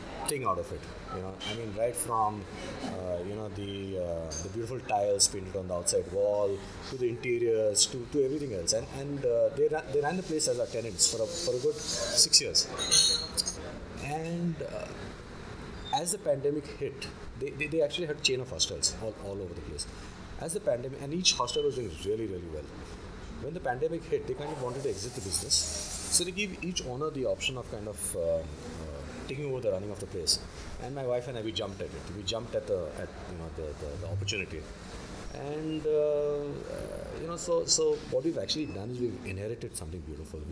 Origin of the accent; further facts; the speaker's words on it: Goa, India; moved away as an adult; also born or lived in Mumbai, India / Hong Kong; I was born in Bombay actually, but I've lived all my life. So I've spent the first 20 years of my life in Goa